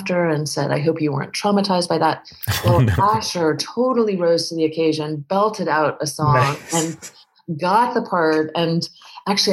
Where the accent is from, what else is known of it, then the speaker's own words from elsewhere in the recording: San Francisco, California, United States; moved away; also born or lived in Maine; I was born in San Francisco. He was born in New York, but we both grew up in San Francisco